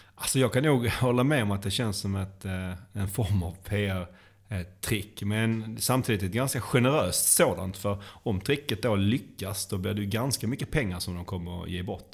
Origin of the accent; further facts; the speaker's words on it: Sweden; vi som svenskar